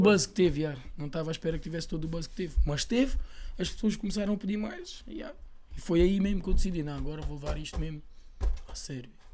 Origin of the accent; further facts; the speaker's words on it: Lisbon, Portugal; sou de Chelas já, como muitos dos meus